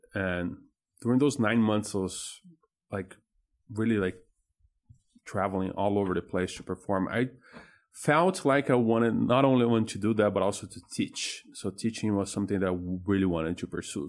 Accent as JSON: {"language": "English", "region": "São Paulo", "country": "Brazil", "moved": "yes", "lives_now": "Indianapolis, United States", "said": "I'm originally from Brazil. from, uh, São Paulo in there"}